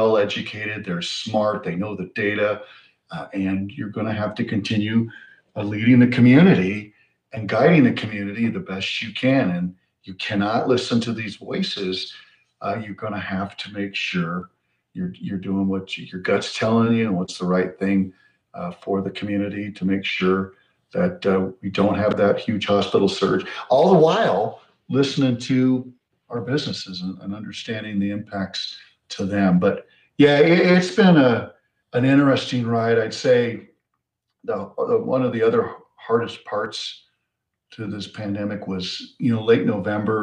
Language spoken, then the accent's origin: English; Rifle, Colorado, United States; also born or lived in Denver, Colorado; I was born in Denver, and my mom brought us back to Rifle and raised us there